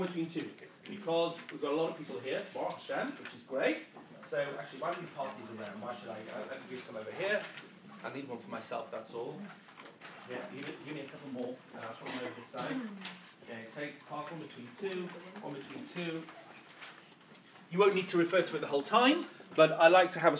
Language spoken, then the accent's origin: English; England, United Kingdom; moved away as an adult; also born or lived in London; now in Israel; my accent, as you can tell, I am not American. I am originally from England.